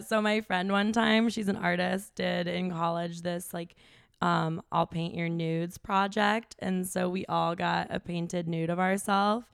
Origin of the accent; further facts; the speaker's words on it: Chicago, Illinois, United States; moved away as an adult; also born or lived in Wisconsin / Austin, Texas; I grew up in the Chicago suburbs